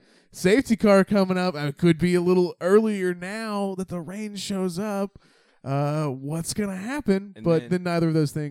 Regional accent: Finland; and I'm from Finland. We don't do heat.

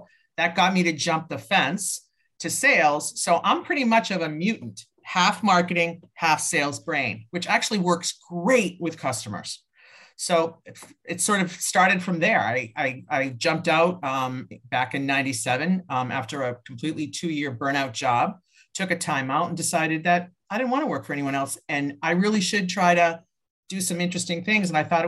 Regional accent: Massachusetts, United States; I'm from Massachusetts, and we're known as Massholes

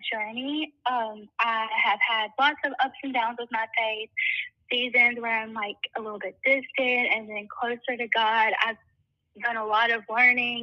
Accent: South Mississippi, United States; I'm from South Mississippi.

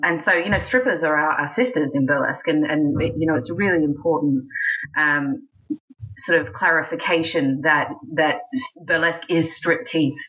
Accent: Australia; moved away as an adult; also born or lived in United States; now in England, United Kingdom; I'm Australian

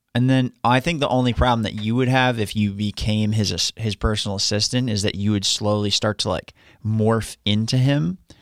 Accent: Long Island, New York, United States; now in Florida, United States; I'm from Long Island.

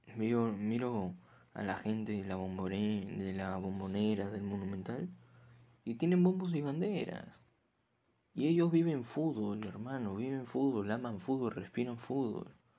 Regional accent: Peru; acá en mi país, Perú

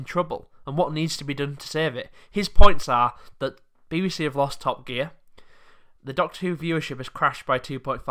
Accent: England, United Kingdom; I'm a British person I've been abroad, but I've lived in England all my life

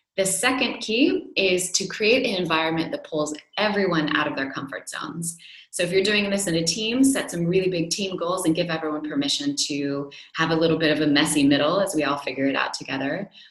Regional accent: United States; now in Europe; as an American

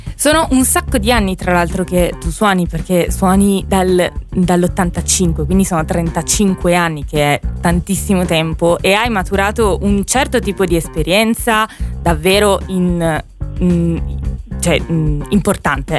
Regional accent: Abruzzo, Italy; anche io sono abruzzese

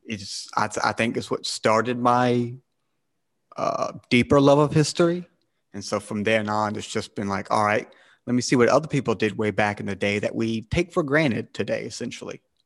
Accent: South Carolina, United States; I'm American, uh, from South Cal-, the state of South Carolina

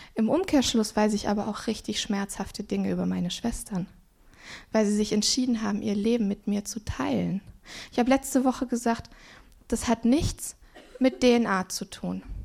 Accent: Swabia, Baden-Württemberg, Germany; ich bin im Schwabenland aufgewachsen

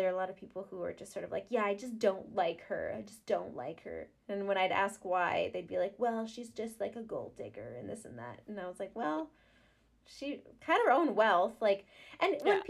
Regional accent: Canada; I'm Canadian. I'm in the Commonwealth too.

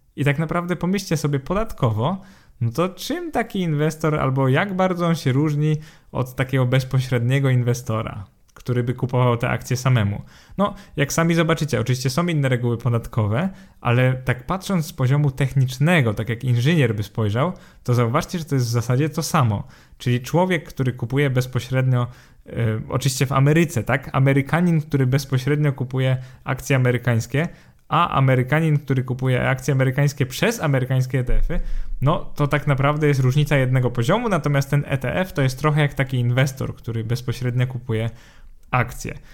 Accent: Poland

